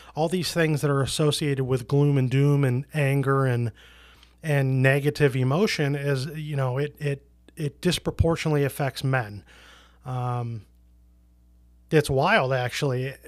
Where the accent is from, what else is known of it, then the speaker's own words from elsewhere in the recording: Portland, Oregon, United States; also born or lived in rural Minnesota; now in Minnesota, United States; I grew up in Portland, Oregon, which is a very liberal hippie city